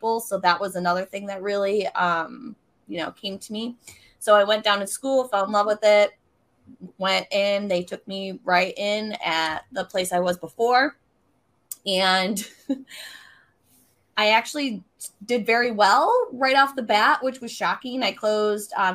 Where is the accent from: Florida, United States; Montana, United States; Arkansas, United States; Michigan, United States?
Michigan, United States; Mount Pleasant; I am from Mount Pleasant, Michigan, which is in the very center of Michigan. So for those of you who can't see, yes, I'm a Michigander